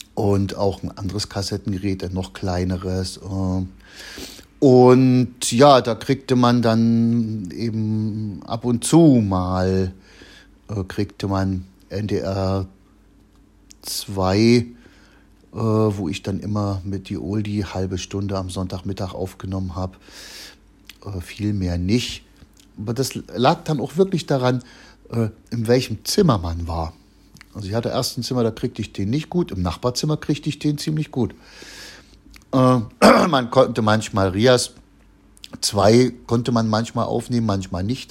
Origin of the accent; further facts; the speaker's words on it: Chemnitz, Saxony, Germany; also born or lived in Machern; bei uns in Karmarkstadt